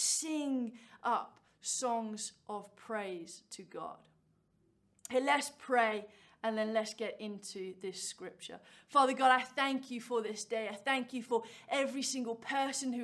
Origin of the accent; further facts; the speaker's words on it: Cambridge, East of England, United Kingdom; I am from Cambridge